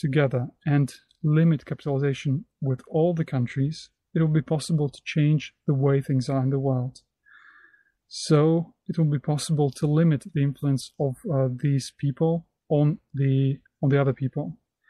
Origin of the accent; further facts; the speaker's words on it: Brest, Brest Region, Belarus; English is a second language; an entrepreneur from Belarus, from the city of Brest. Hello, dear friends. … I'm an entrepreneur from Belarus.